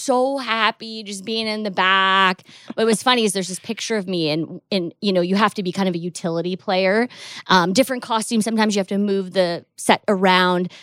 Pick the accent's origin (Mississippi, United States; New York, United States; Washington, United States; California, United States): Washington, United States; Seattle; I grew up in Seattle